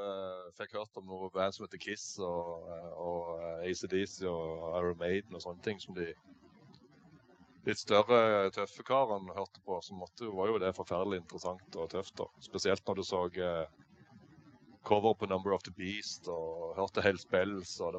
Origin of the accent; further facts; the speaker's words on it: Eiken, Agder, Norway; Nei, jeg er oppvokst på en gard oppe i Eiken. Jeg er egentlig ikke fra Lyngdal, jeg er fra Eiken oppe i eh, Indre Agder. Jeg er oppvokst på en gard langt inn i skogen.